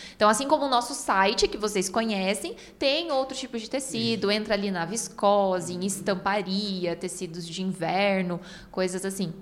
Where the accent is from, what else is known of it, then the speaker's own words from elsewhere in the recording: Paraná, Brazil; nós somos do Paraná